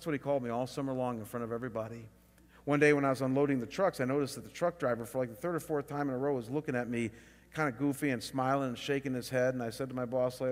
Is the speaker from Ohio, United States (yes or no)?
yes; Chagrin Falls, Ohio, United States; moved away; Chagrin Falls, my hometown